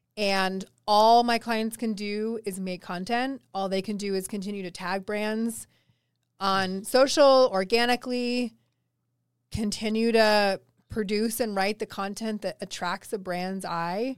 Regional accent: East Coast, United States; now in Denver, United States; I am from the East Coast, so I do actually miss the ocean

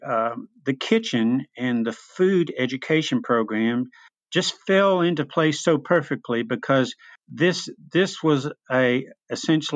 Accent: Memphis, Tennessee, United States; moved away as an adult; now in East Tennessee, United States; I grew up in Memphis, Tennessee, lived there for many years

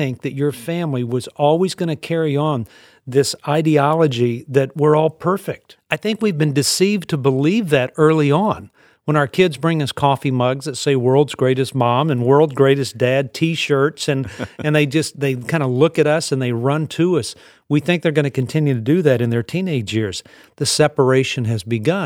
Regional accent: the South, United States; I was raised in the South.

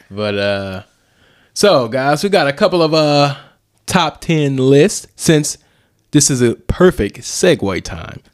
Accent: East St. Louis, Illinois, United States; We grew up in East Saint Louis, Illinois

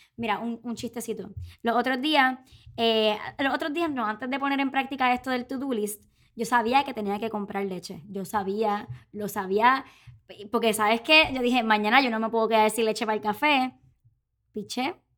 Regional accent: Puerto Rico; boricua, tripera

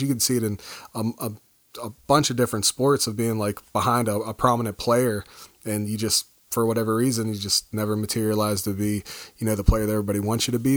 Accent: United States; being an American

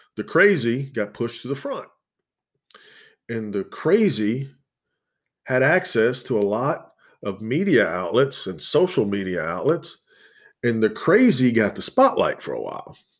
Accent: the South, United States; accent: southern; my southern accent's pretty predominant in it

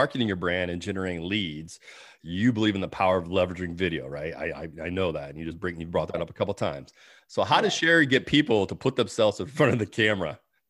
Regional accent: Georgia, United States; That's the, where I call find the peach, because I'm from Georgia.

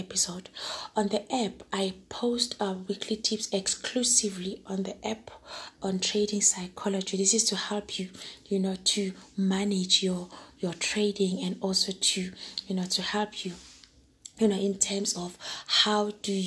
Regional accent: Johannesburg, Gauteng, South Africa; I'm a girl from Joburg

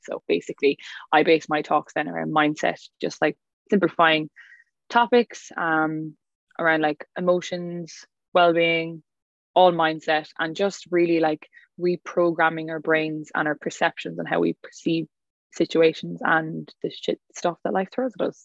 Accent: County Clare, Ireland; I'm from County Clare, West Ireland

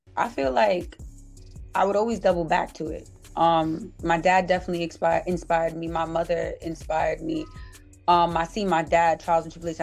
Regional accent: New York City, New York, United States; I'm from Uptown, so I grew up on not too far from um, 233rd

